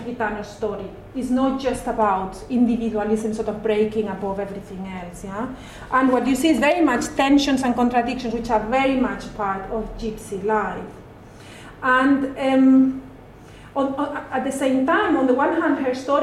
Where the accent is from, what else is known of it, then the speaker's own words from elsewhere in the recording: Madrid, Community of Madrid, Spain; I'm also from Madrid, and I grew up in a very different area of the city. Yeah. So I grew up in the kind of middle class center of the city